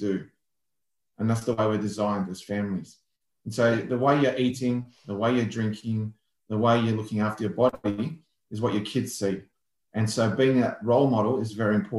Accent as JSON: {"language": "English", "town": "Melbourne", "region": "Victoria", "country": "Australia", "tie": "born or raised there", "said": "I'm from Melbourne, born and bred."}